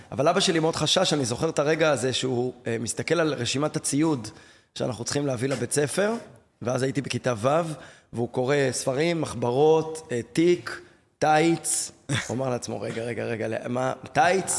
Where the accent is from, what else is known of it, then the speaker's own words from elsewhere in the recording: Tel Aviv, Tel Aviv District, Israel; גדלתי בתל אביב, אני יליד תל אביב